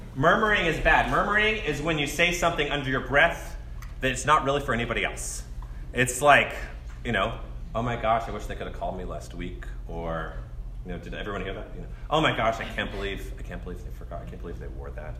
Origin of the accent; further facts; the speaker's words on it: College Station, Texas, United States; I grew up in College Station